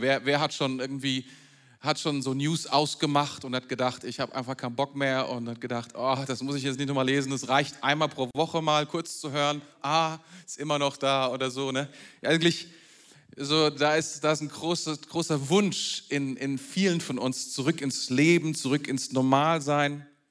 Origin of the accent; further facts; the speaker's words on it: Germany; bei uns in Deutschland